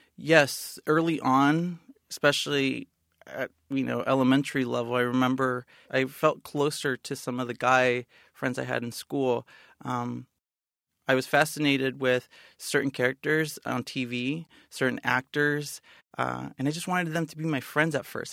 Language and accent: English; San Bernardino, California, United States; moved away; I was born and raised in San Bernardino, California.